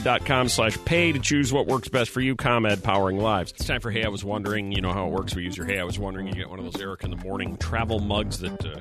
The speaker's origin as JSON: {"language": "English", "town": "Chicago", "region": "Illinois", "country": "United States", "tie": "born or raised there", "said": "when I was a kid growing up in Chicago"}